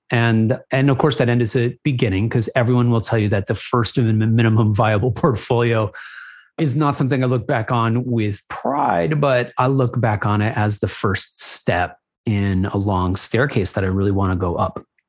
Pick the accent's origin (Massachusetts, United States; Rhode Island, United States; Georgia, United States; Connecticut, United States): Connecticut, United States; New Haven; moved away as an adult; also born or lived in Los Angeles, California; born and raised in New Haven, Connecticut